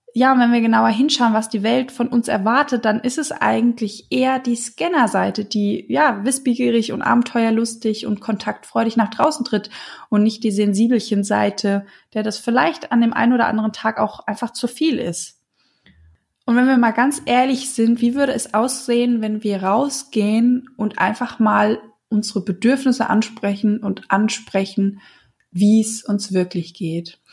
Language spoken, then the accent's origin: German; Hesse, Germany; bei uns in Hessen